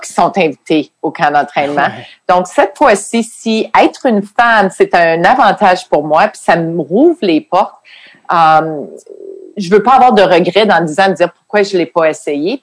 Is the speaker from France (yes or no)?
no; Quebec City, Quebec, Canada; moved away as an adult; now in United States; je venais de Québec